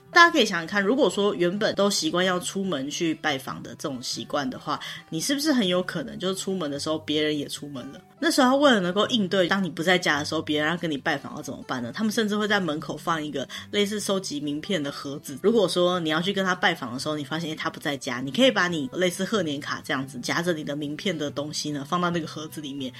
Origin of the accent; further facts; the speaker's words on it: Taiwan; 我们台湾人不是很常会觉得说喜帖就像红色炸弹一样